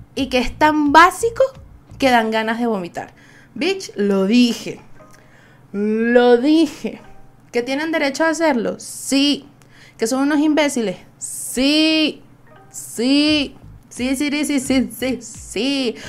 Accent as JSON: {"language": "Spanish", "country": "Venezuela", "said": "Soy una jeva de Venezuela"}